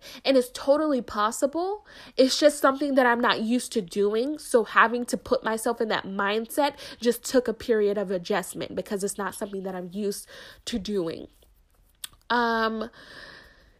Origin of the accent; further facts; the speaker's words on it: United States; I am a young American Black woman.